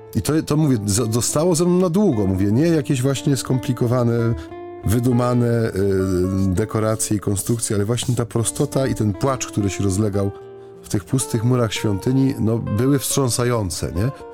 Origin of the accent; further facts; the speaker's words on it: Silesian Voivodeship, Poland; U, u, nas na Śląsku